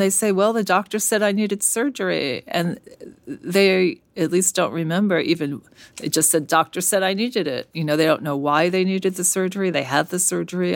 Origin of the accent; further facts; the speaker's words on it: New York City, New York, United States; moved away as an adult; now in San Francisco, United States; I grew up in Brooklyn